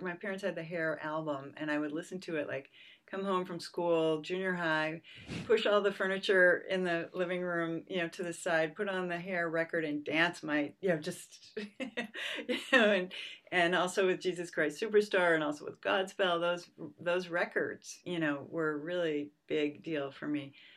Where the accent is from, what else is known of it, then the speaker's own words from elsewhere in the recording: suburbs of Boston, Massachusetts, United States; also born or lived in Pennsylvania; now in San Francisco Bay Area, United States; I was born in Pennsylvania. My family moved to Massachusetts when I was two, so I was really raised in the suburbs of Boston